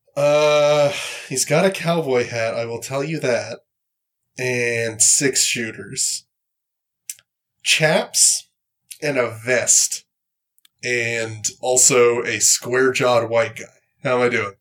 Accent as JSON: {"language": "English", "country": "Canada", "said": "I'm from Canada"}